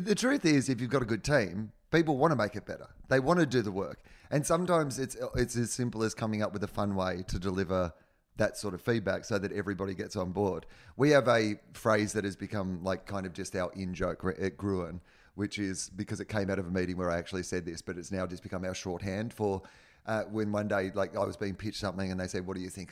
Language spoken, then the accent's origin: English; Australia; moved away; also born or lived in Los Angeles; I'm Australian